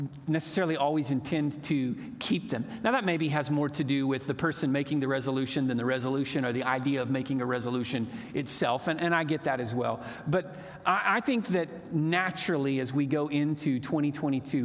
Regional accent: Moore, Oklahoma, United States; now in Chickasha, United States; I grew up in Moore, Oklahoma, which was a great place to grow up

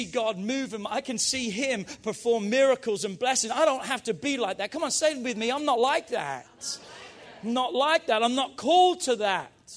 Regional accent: England, United Kingdom; now in United States

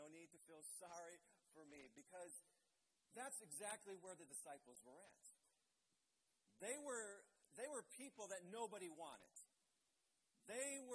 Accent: Blue Island, Illinois, United States; my church that I grew up in Blue Island, Illinois

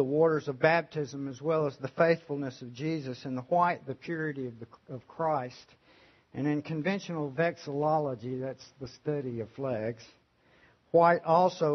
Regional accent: United States; I'm an American patriot

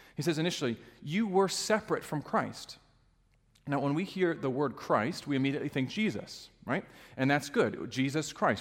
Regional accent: Alaska, United States; now in Michigan, United States; I grew up in Alaska

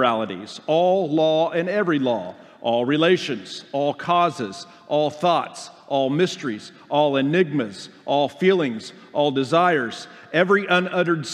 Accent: Oklahoma, United States; moved away as an adult; I'm from Oklahoma.

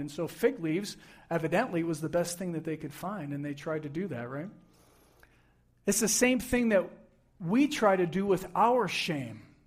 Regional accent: Buffalo, New York, United States; I grew up in Buffalo, New York

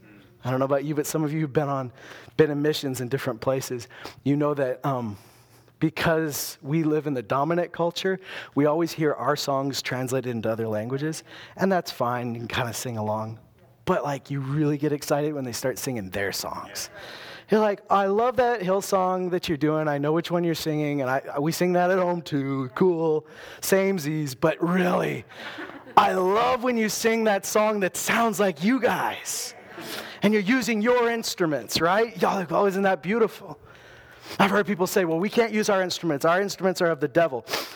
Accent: Loon Lake, Saskatchewan, Canada; I wasn't a small town guy. I came from Loon Lake, but those Loon Lakers were not like me.

